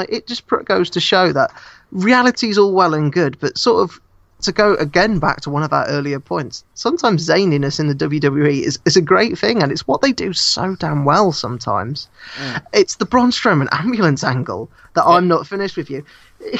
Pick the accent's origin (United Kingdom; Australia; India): United Kingdom; I as a British person